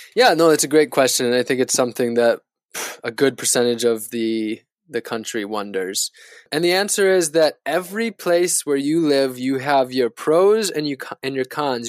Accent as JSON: {"language": "English", "region": "Northern Wisconsin", "country": "United States", "tie": "born or raised there", "moved": "yes", "lives_now": "Florida, United States", "said": "where I grew up in Northern Wisconsin"}